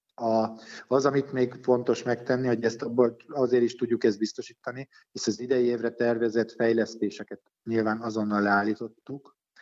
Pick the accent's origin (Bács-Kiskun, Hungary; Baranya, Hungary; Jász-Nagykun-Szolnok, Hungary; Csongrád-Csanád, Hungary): Baranya, Hungary; Pécs; also born or lived in Budapest; Én hát alapvetően Pécsi vagyok, én Pécsen születtem, Pécsen tanultam, Pécsen élek mindennapjékat